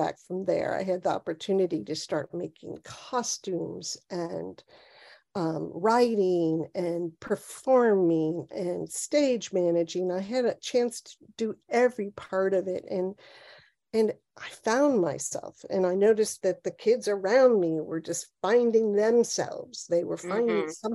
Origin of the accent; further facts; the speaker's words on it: Cincinnati, Ohio, United States; moved away as an adult; also born or lived in Ann Arbor, Michigan; now in New Jersey, United States; I was born in Cincinnati, Ohio, and I grew up there